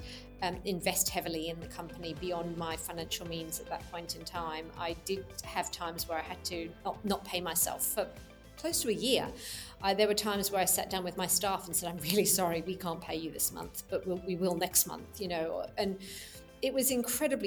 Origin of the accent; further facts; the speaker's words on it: London, United Kingdom; now in Melbourne, Australia; I was born in London in the UK